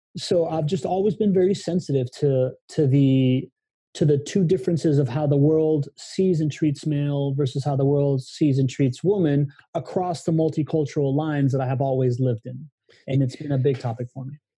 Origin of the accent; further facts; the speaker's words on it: Miami, Florida, United States; moved away as an adult; also born or lived in Venezuela / Spain / California; I came back when I was nine years old and grew up in Miami